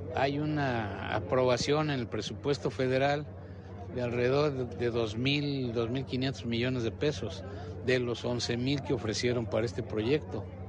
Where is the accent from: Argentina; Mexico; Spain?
Mexico; lo que hoy somos los mexicanos